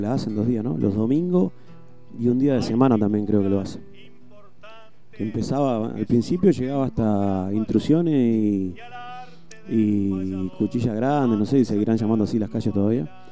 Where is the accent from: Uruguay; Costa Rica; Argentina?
Uruguay; Montevideo; soy de la Curva de Maroña y este, me crié ahí toda la vida. Tengo 35, hasta los 20 viví ahí